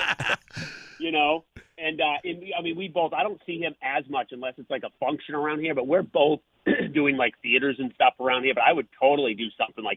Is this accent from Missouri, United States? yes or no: no; Maine, United States; now in New Hampshire, United States; I told somebody I was from Maine